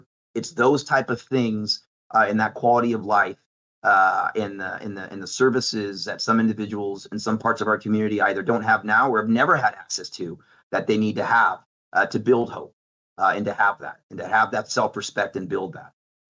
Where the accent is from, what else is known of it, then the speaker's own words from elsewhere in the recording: California, United States; now in Dallas, United States; Listen, I come from California, and I've seen firsthand on that how that had some negative impacts on our businesses and on our community.